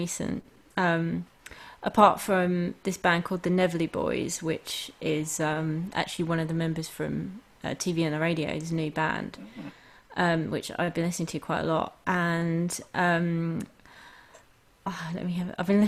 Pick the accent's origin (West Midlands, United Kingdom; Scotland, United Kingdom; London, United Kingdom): London, United Kingdom; I grew up in London